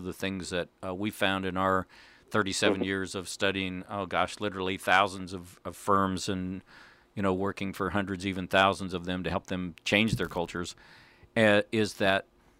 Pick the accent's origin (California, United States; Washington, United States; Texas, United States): Washington, United States; Seattle; we're from Seattle